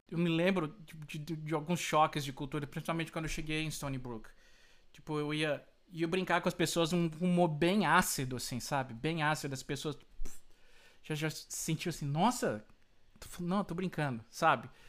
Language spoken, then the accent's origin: Portuguese; Brazil; also born or lived in Florida, United States; now in United States